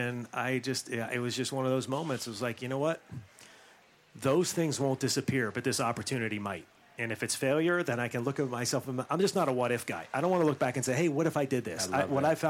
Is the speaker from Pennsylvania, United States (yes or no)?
yes; Western Pennsylvania above Pittsburgh, United States; moved away; I grew up in Western Pennsylvania above Pittsburgh